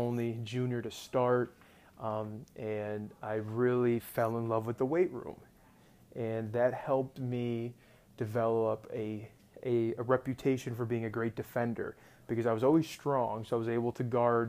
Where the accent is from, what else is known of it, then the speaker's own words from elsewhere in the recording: Rochester, New York, United States; I'm from Rochester, New York, born and raised